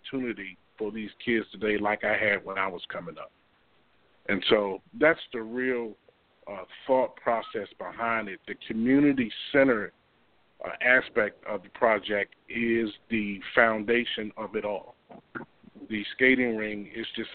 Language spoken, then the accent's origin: English; Hampton, Virginia, United States; I was born and raised in Hampton. I've been here all my life.